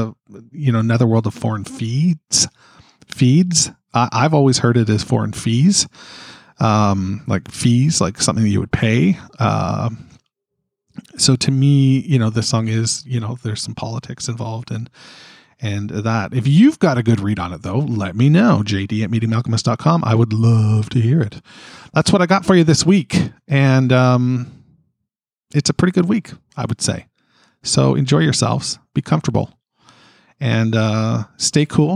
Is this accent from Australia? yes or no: no; Canada; being a Canadian